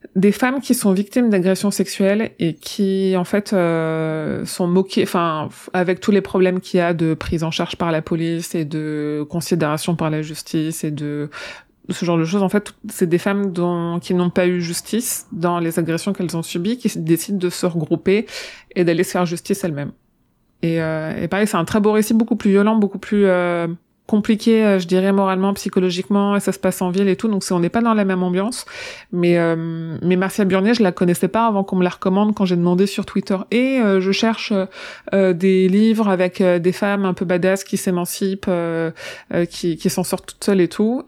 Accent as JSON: {"language": "French", "town": "Tonnerre", "region": "Bourgogne-Franche-Comté", "country": "France", "tie": "born or raised there", "said": "je suis née à Tonnerre"}